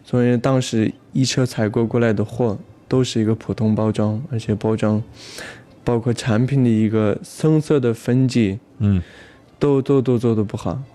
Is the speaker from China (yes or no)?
yes; Aksu, Xinjiang, China; moved away; 我们老家阿克苏